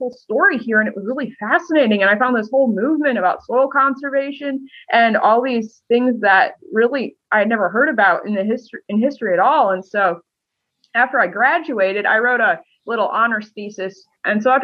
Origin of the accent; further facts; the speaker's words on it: Michigan, United States; moved away; I wasn't from Ohio. I was from Michigan